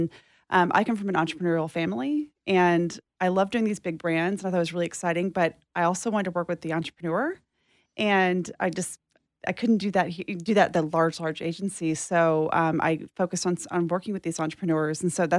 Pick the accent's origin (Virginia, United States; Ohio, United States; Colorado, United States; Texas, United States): Texas, United States; I'm originally from East Texas, mm-hmm. So you can hear an accent kind of sometimes.